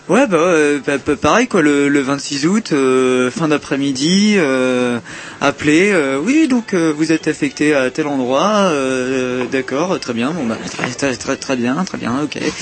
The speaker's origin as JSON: {"language": "French", "region": "Brittany", "country": "France", "said": "je suis breton à la base"}